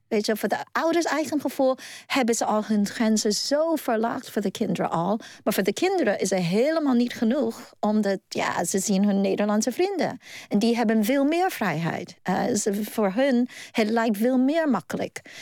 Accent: New York, United States; Dutch is a second language; moved away as an adult; also born or lived in Hong Kong; now in Netherlands; ik ben in Hongkong geboren. En eh, ik ben in Amerika opgegroeid en natuurlijk ook nu in Nederland

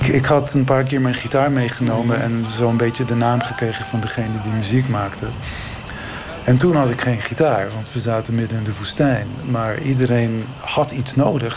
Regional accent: Israel; moved away; ik kom uit Israël.

